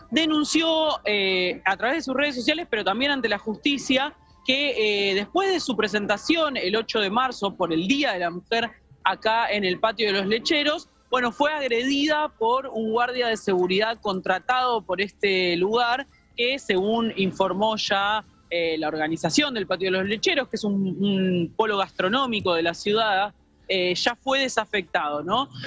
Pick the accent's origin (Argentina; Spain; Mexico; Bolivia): Argentina; Merlo, Buenos Aires Province; Yo soy de Merlo.